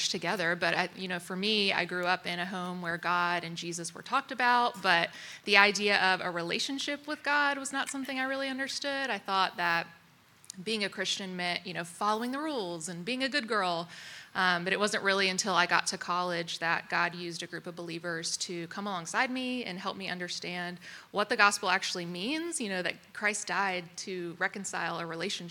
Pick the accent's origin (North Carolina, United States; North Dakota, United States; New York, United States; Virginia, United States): North Carolina, United States; Greensboro; moved away; I'm from Greensboro, North Carolina